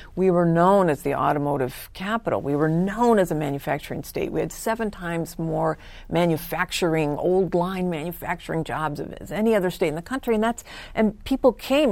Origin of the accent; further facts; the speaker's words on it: California, United States; also born or lived in Vancouver, British Columbia, Canada / Michigan; I was born in Vancouver, British Columbia, Canada, but came to the U S with my parents when I was four. And, um, and we moved to Southern California and then to Northern California